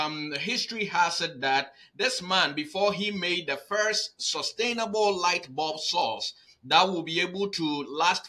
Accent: Newark, New Jersey, United States; I am a Newark, New Jersey boy

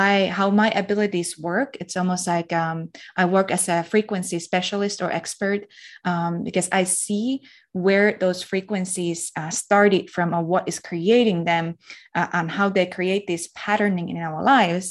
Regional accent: Finland; I'm from Finland

